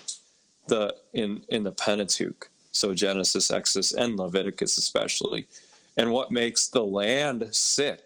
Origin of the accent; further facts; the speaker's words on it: Minnesota, United States; now in New York, United States; I'm from Minnesota